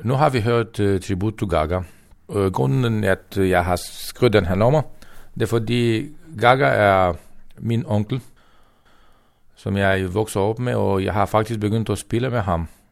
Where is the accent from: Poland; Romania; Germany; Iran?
Romania; Danish is a second language; moved away as an adult; now in Denmark; jeg er sigøjner fra Rumænien. I de sidste 23 år, jeg har boet i Danmark